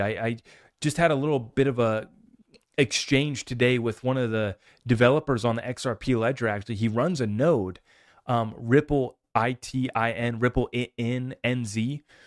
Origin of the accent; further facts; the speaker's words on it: United States; I'm an American